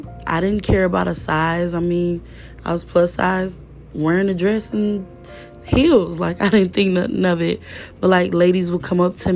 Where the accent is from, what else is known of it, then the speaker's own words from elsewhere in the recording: Detroit, Michigan, United States; I'm from Detroit